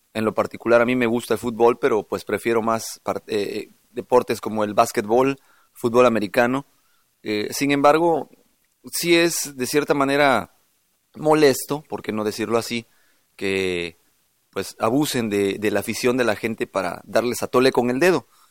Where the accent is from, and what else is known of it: Mexico